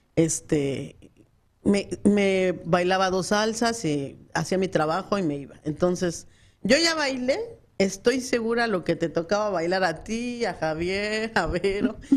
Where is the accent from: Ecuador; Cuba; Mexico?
Mexico; Mexico City; moved away as an adult; now in Phoenix, United States; soy del DF